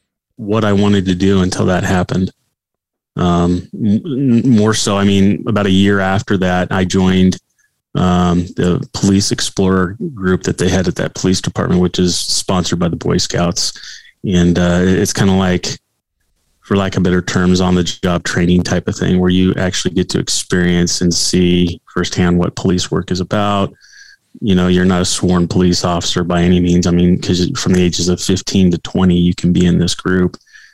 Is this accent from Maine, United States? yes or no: no; California, United States; now in Colorado, United States; she's from Northern California. I was from Southern California, which are two different states. I mean, it's just totally different. And when we first got married, it was actually less expensive to live here in Colorado than it was out in California